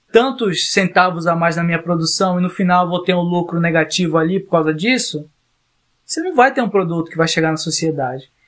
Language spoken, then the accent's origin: Portuguese; the Amazon, North Region, Brazil; na Amazônia, na região norte do país, a gente tem vive uma dupla situação de periferia